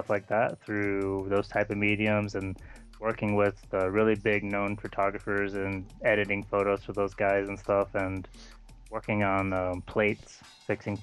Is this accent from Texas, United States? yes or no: yes; Houston, Texas, United States; moved away; when I was little, I grew up in Texas, and it was Houston area